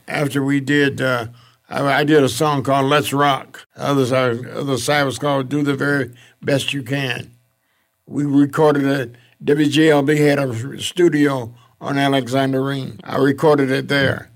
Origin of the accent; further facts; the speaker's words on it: Detroit, Michigan, United States; also born or lived in Mississippi / St. Louis; came on a train from Mississippi to Detroit. I stopped in Saint Louis for a couple of years. Then I came in from Saint Louis to Detroit.